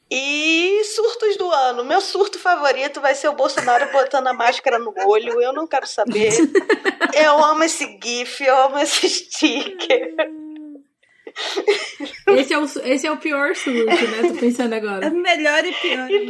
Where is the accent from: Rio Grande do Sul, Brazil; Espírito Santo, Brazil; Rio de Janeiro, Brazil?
Rio Grande do Sul, Brazil; Porto Alegre; Eu sou de Porto Alegre, tô falando mal de São Paulo, eu posso.